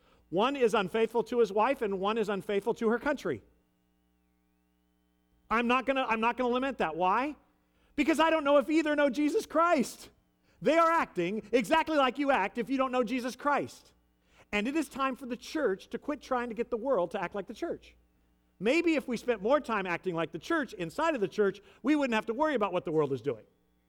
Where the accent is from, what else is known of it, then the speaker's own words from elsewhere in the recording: United States; As an American citizen, I'm going to vote in 2 weeks.